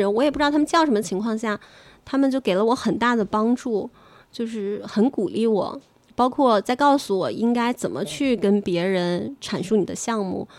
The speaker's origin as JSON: {"language": "Chinese", "region": "Shanxi", "country": "China", "said": "嗯嗯，还有就是我作为一个山西人，"}